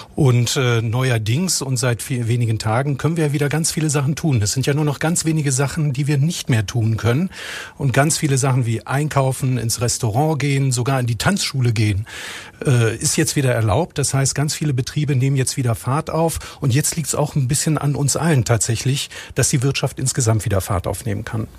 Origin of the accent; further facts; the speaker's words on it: Rhineland, Germany; Zugleich bin ich aber auch gebürtiger Rheinländer